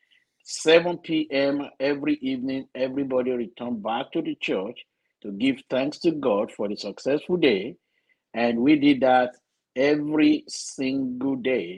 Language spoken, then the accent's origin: English; Nigeria; moved away as an adult; also born or lived in North Carolina; now in Florida, United States; Growing up in Nigeria, I grew up in the Methodist Church, Nigeria.